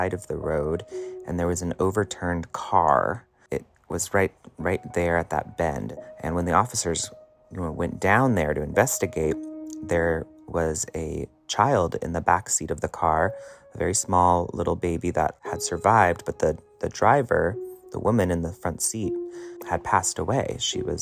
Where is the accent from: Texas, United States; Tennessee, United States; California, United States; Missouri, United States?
California, United States; Pollock Pines; Sly Park Boulevard in Pollock Pines, this is up in the Sierra Nevada mountain range where I grew up